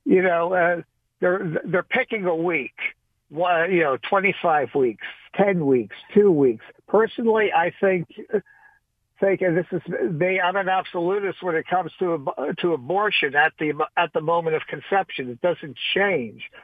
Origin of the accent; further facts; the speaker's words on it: New York City, New York, United States; moved away; I'm originally from New York City.